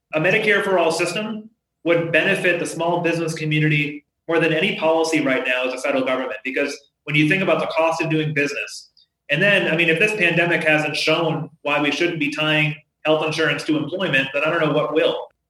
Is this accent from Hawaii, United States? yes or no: no; Holyoke, Massachusetts, United States; I grew up in Holyoke. It's a city of forty thousand people, and for many years has been one of the poorest communities in the entire state of Massachusetts